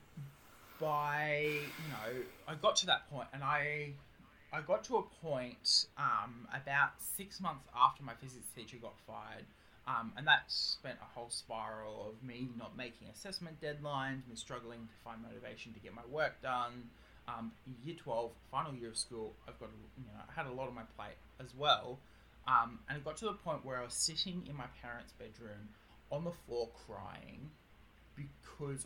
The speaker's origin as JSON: {"language": "English", "country": "Australia", "accent": "Australian", "said": "I am Australian, as you probably can hear by my accent"}